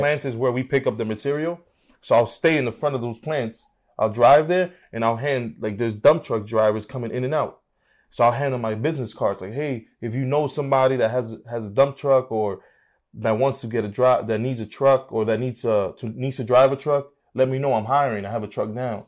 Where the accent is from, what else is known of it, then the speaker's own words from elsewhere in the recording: Union City, New Jersey, United States; So I'm from New Jersey, Union City